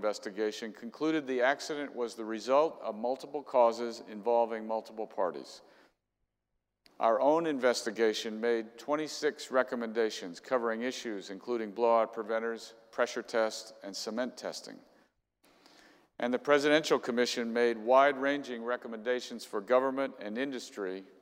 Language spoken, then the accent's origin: English; Gulf Coast of the United States, United States; I grew up on the Gulf Coast of the United States